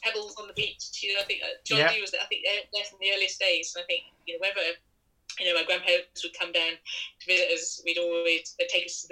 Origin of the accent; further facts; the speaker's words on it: Nottinghamshire, East Midlands, United Kingdom; also born or lived in Hastings, East Sussex; we moved up to Woodlands, up to Nottinghamshire.